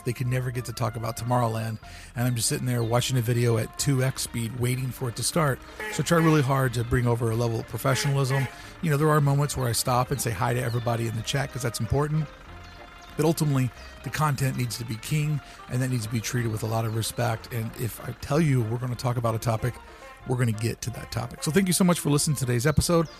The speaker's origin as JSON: {"language": "English", "country": "United States", "tie": "born or raised there", "also_born_or_lived": "Toronto, Canada", "moved": "yes", "said": "I grew up on the banks of the Ohio River."}